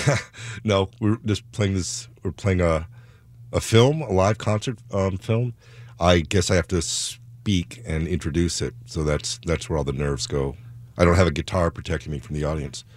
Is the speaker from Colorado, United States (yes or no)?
no; Chicago, Illinois, United States; now in Seattle, United States; I grew up in Chicago